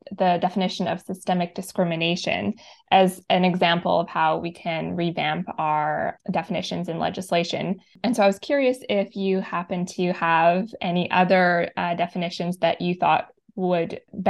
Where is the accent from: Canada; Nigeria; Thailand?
Canada; Northwest Territories; I'm from the North, I'm from the Northwest Territories